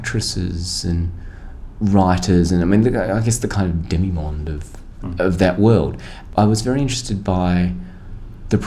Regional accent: Australia; as an Australian

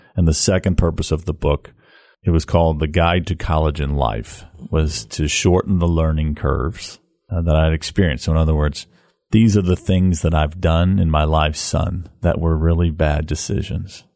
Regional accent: St. Louis, Missouri, United States; now in Memphis, United States; born and raised in Saint Louis, Missouri.

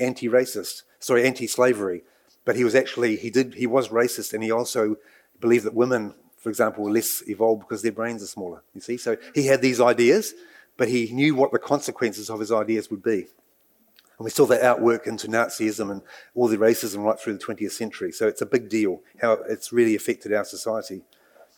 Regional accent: Nelson, New Zealand; born or raised there; also born or lived in Dartmoor, England; now in Waikato, New Zealand

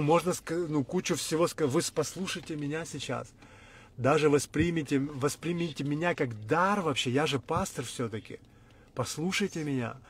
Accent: Ukraine; Мы всю жизнь говорили на русском, мы вообще из Украины

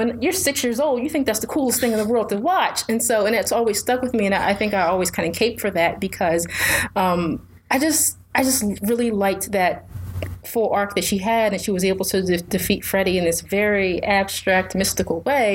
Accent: Philadelphia, Pennsylvania, United States; I'm from Philadelphia.

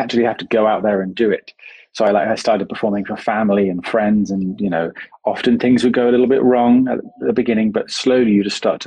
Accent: United Kingdom; I'm very British

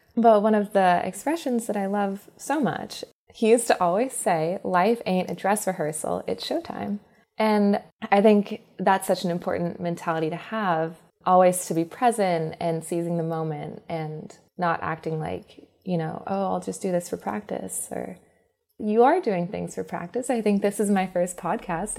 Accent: Alabama, United States; I'm actually Southern. I was born in Alabama

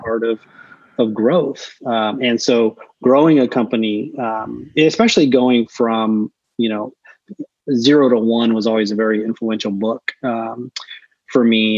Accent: Chula Vista, California, United States; moved away as an adult; also born or lived in Orange County, California / Los Angeles, California; now in New York, United States; I grew up in uh, a town. It was a town then. It's a city now called Chula Vista.

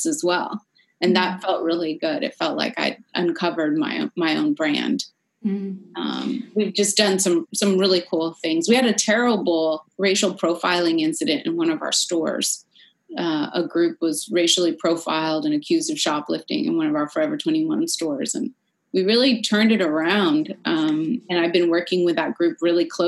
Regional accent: San Francisco, California, United States; moved away; From my hometown in San Francisco

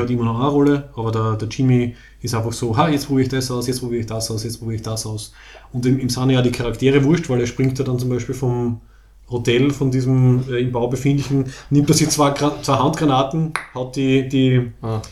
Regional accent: Austria; Wir, wir sind ja quasi qualifiziert als Österreicher

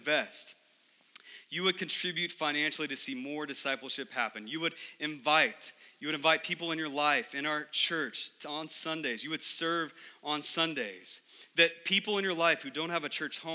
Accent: Texas, United States; growing up in Texas

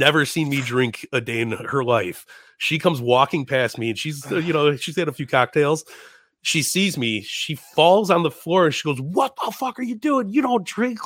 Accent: Chicago, Illinois, United States; I'm from Chicago.

